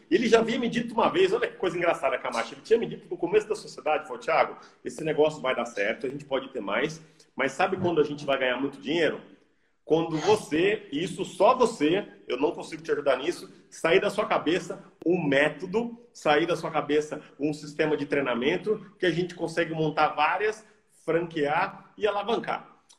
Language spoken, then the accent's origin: Portuguese; Brazil; moved away; eu sou brasileiro, eu amo o Brasil, as minhas raízes estão aqui